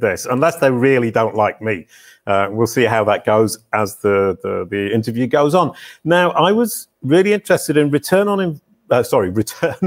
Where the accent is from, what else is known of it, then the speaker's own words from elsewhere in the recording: United Kingdom; I'm incredibly British